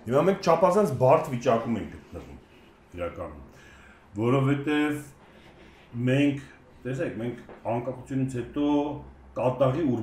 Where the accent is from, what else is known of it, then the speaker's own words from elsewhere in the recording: Vanadzor, Lori, Armenia; կամ Վանաձորը ասացի, որովհետև բնիկ Վանաձորից։